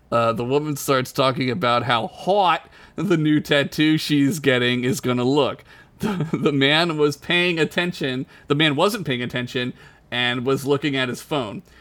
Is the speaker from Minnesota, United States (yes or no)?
no; Oklahoma, United States; Locals thought it was so weird I was from Oklahoma.